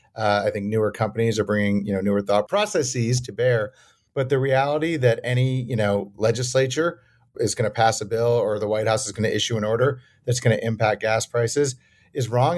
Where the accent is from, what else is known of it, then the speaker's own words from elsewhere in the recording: Madison, Wisconsin, United States; also born or lived in New York; I was born in New York, but grew up in Madison